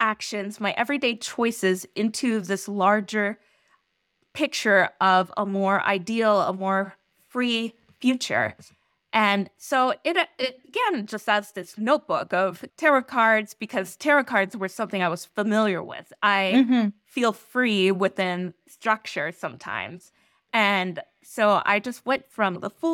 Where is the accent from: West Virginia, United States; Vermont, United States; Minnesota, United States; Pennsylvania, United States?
West Virginia, United States; I grew up in Western Virginia